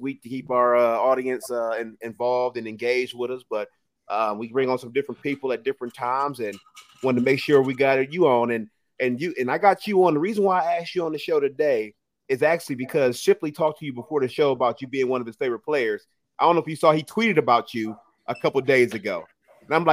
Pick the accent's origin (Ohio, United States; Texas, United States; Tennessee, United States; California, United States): Ohio, United States; Cleveland; moved away; I'm from Cleveland